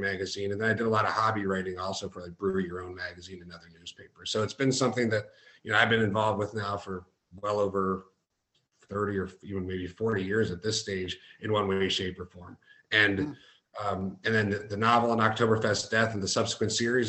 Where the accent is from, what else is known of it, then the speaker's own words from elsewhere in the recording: Cleveland, Ohio, United States; I grew up in the Cleveland area